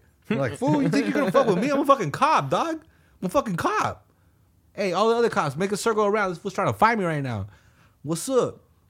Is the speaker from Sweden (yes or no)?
yes; Sweden; I'm from Sweden, I'm friendly, I don't know what to do.